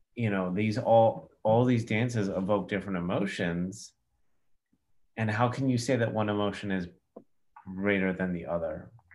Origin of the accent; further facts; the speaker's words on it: Cyprus; I'm from Cyprus